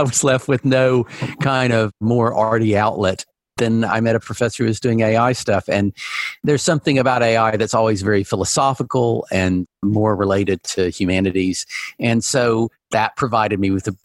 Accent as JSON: {"language": "English", "region": "Alabama", "country": "United States", "tie": "born or raised there", "said": "when I was a kid growing up in Alabama"}